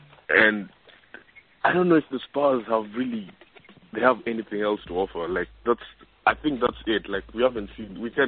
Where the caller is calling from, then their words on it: Australia; I'm calling from Australia.